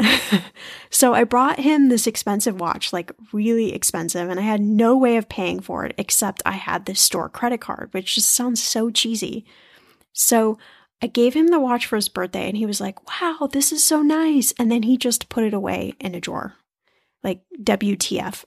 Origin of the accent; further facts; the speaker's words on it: United States; being American